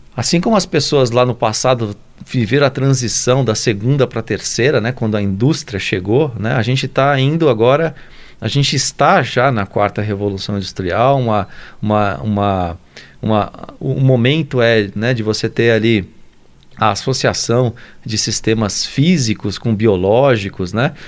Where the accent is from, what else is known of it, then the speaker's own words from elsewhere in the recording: São Paulo, Brazil; moved away as an adult; also born or lived in France / United States; now in Lavras, Brazil; nasceu lá no Jaçanã, em São Paulo. Sou paulistano